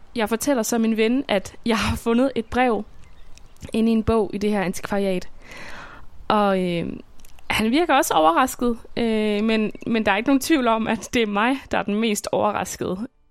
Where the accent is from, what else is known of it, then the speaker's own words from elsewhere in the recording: Svendborg, Southern Denmark, Denmark; jeg bor i Svendborg, som er min barndomsby på Sydfyn